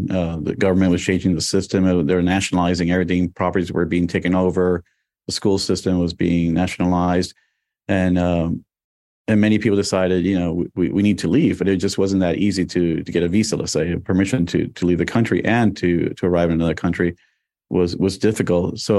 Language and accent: English; Miami, Florida, United States; also born or lived in New York; I was born in New York, and I got there in 1976 to Miami.